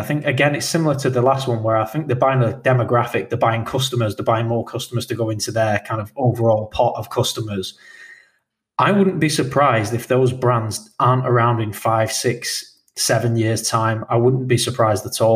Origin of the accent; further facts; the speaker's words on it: United Kingdom; we are British